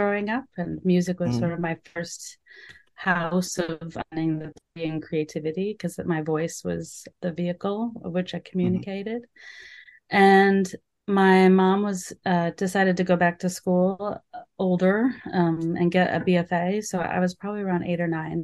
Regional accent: Anchorage, Alaska, United States; moved away as an adult; also born or lived in Utah / Minnesota; I grew up in Alaska

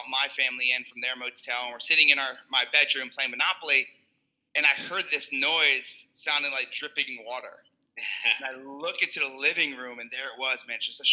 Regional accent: New Jersey, United States; I'm Italian. I'm from Jersey

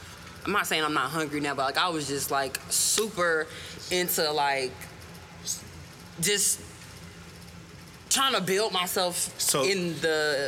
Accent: Decatur, Georgia, United States; born or raised there

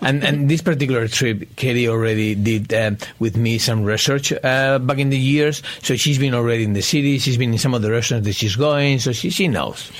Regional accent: Spain; now in United States; I'm originally from Spain

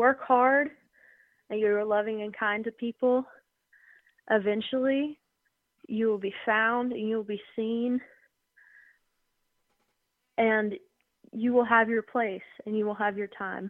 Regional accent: the Smokies, Tennessee, United States; growing up in the Smokies. We were pretty close to Great Smoky Mountain National

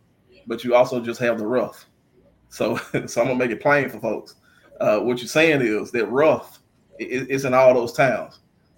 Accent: Coldwater, Mississippi, United States

